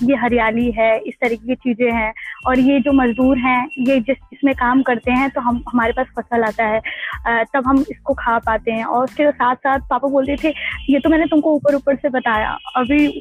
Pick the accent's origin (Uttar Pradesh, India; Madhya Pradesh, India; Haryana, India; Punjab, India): Uttar Pradesh, India; Gopiganj; मैं इलाहाबाद बनारस के बीच एक छोटा सा कस्बा है उसका नाम गोपीगंज है जो कि भदोही डिस्ट्रिक्ट के अंदर अंदर आता है और ये उत्तर प्रदेश में के राज्य में है